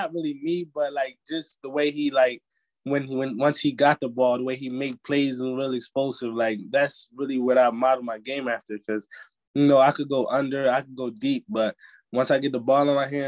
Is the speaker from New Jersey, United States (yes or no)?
yes; New Jersey, United States; I'm from Jersey, so it's really home